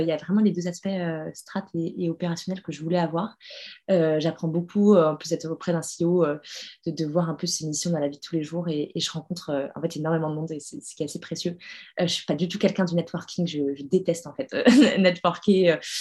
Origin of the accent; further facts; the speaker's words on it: France; moved away as an adult; now in New York, United States; en tant que française